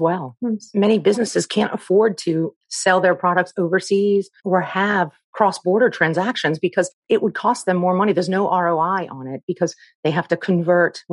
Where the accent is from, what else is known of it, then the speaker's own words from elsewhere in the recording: New Orleans, Louisiana, United States; I'm from New Orleans